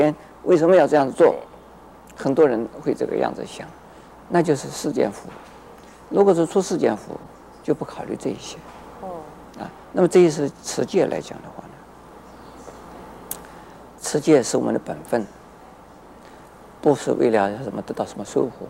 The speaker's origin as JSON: {"language": "Chinese", "country": "China", "said": "所以是有的父母就特别是我们中国人的父母啊，是心里不甘愿的。"}